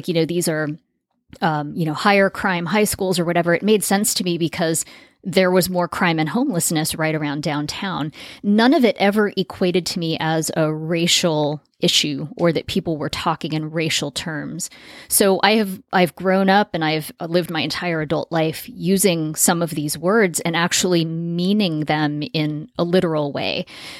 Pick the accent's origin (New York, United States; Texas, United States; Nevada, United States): Nevada, United States; Las Vegas; when I was growing up in Las Vegas, I lived in a, you know, lower middle class neighborhood in an area of town that's definitely considered the suburbs.